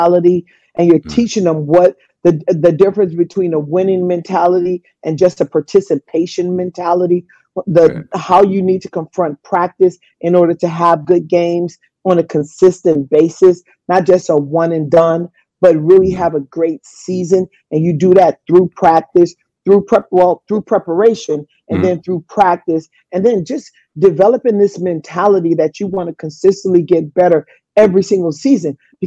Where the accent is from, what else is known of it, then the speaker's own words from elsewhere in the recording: Los Angeles, California, United States; moved away as an adult; also born or lived in Italy / Sugar Land, Texas; I grew up in the inner city of Watts in Los Angeles